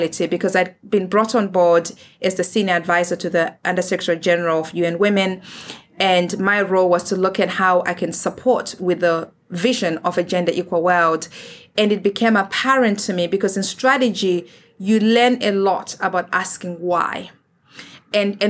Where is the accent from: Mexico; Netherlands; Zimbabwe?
Zimbabwe; moved away; I'm from Africa. I'm from Zimbabwe.